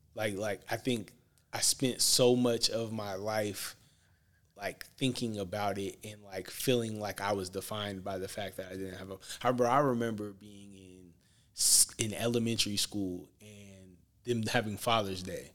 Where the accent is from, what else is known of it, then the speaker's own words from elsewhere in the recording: Portland, Oregon, United States; I'm from Portland, Oregon, uh, born and raised